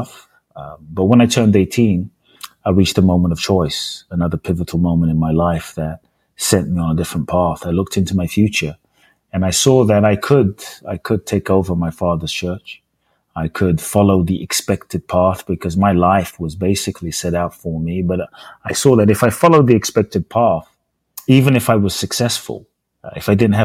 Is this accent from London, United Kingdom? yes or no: yes; London, United Kingdom; born or raised there; also born or lived in Ghana; now in United States